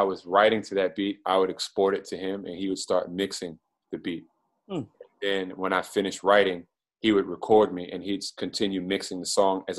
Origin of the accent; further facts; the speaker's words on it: Maryland, United States; I'm from Prince George's County, Maryland. For those outside of the area, the minute you say you're from Maryland, people think that you're from Baltimore. Mm. And I'm from a suburb of Washington, D.C.